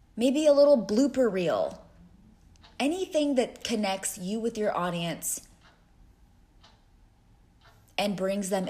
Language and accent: English; Texas, United States; moved away as an adult; also born or lived in Cleveland, Ohio; I moved from Texas, my home, to Cleveland, Ohio